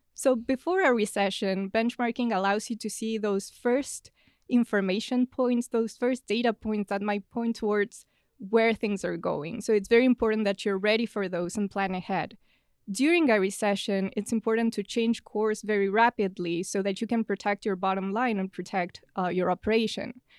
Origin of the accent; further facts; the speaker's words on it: Buenos Aires, Argentina; moved away as an adult; now in United States; I'm originally from Buenos Aires in Argentina, and I came to the U S at the end of twenty seventeen.